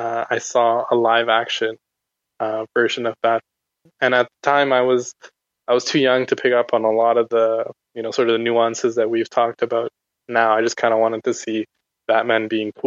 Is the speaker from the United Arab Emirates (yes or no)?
yes; Abu Dhabi, United Arab Emirates; I was actually growing up in the Middle East in Abu Dhabi